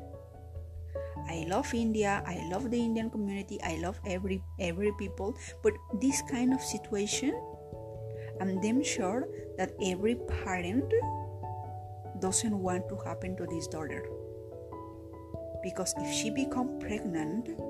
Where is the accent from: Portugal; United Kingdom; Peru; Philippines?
Peru; I am Peruvian, I am from Latin America